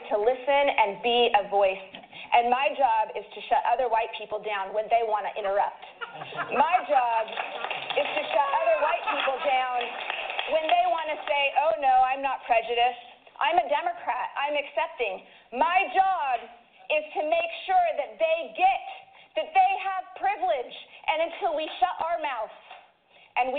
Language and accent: English; Idaho, United States; I am from Idaho